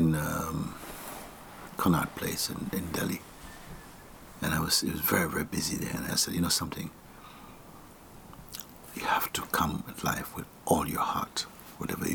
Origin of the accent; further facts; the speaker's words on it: Jamaica; I was born in Jamaica